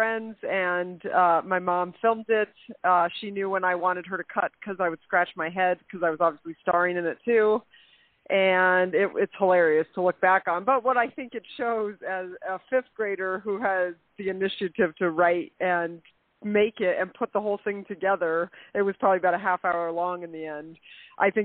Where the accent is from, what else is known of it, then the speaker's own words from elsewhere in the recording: Colorado, United States; also born or lived in Marquette, Michigan; I was born in Marquette, Michigan, but my family moved to Colorado, so I was raised in Colorado